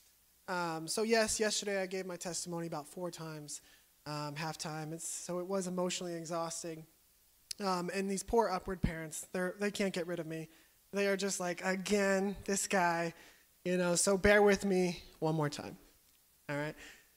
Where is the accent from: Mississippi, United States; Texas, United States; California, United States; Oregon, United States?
California, United States; also born or lived in Kansas; I moved to California when I was 5. I grew up in a middle-class home.